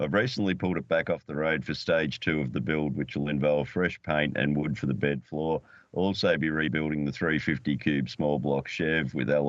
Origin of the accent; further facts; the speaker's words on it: Narrabri, New South Wales, Australia; It was the first Commodore ever sold in my hometown of Narrabri